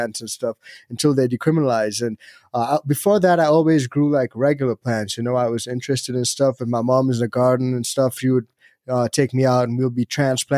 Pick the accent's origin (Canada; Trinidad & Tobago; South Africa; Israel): Trinidad & Tobago; moved away as an adult; now in Colorado, United States; I'm actually from Trinidad and Tobago